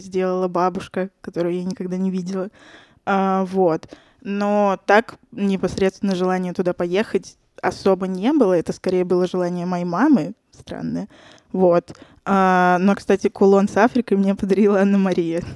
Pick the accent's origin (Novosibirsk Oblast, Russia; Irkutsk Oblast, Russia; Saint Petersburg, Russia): Saint Petersburg, Russia; moved away as an adult; now in Moscow, Russia; я родилась и выросла в Санкт-Петербурге, недавно переехала в Москву